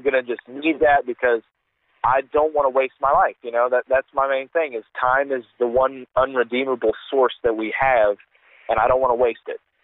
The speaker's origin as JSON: {"language": "English", "region": "Virginia", "country": "United States", "moved": "as an adult", "lives_now": "Kentucky, United States", "said": "I'm originally from Virginia"}